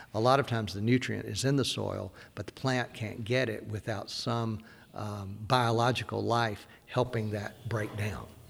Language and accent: English; Deep South, United States; I grew up in the Deep South